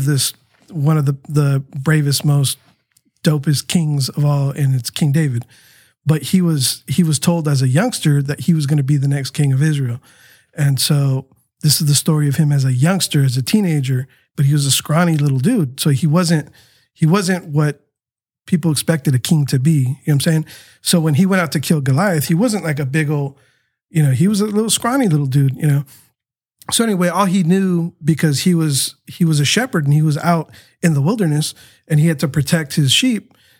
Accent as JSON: {"language": "English", "town": "Tijuana", "region": "Baja California", "country": "Mexico", "tie": "born there", "said": "my heart was for Tijuana too, because, you know, I was born in Tijuana."}